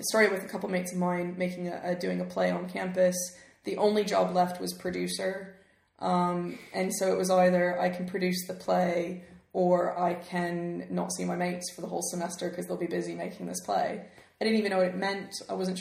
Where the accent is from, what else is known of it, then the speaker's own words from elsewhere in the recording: Memphis, Tennessee, United States; moved away as an adult; now in United Kingdom; I grew up in Memphis, Tennessee